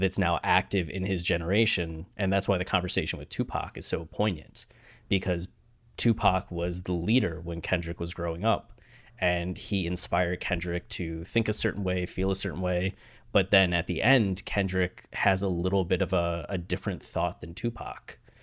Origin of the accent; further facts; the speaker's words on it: Ohio, United States; moved away; also born or lived in Australia; you grew up in Ohio, like me